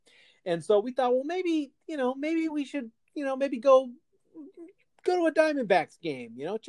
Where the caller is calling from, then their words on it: Phoenix, Arizona, United States; I'm recording from Kirchworth Manor South in Phoenix, Arizona, also with a couple of sleeping animals in my recording studio